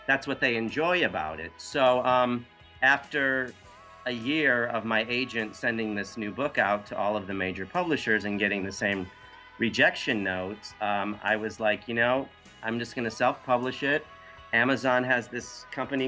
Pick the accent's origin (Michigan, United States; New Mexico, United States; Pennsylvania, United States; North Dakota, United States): Michigan, United States; Hazel Park, Detroit suburb; now in New York, United States; my growing up in the Detroit suburb of Hazel Tucky